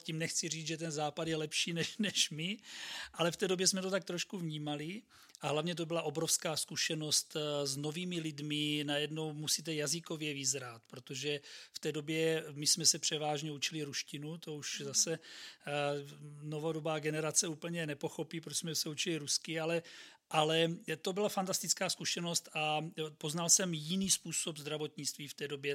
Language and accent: Czech; Brno, South Moravian Region, Czechia; jsem Brňák, tak tím pádem vlastně jsem bydlel doma